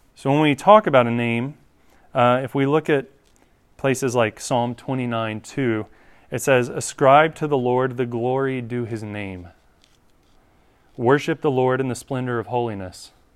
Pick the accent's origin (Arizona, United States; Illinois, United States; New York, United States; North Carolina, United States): North Carolina, United States; I grew up in North Carolina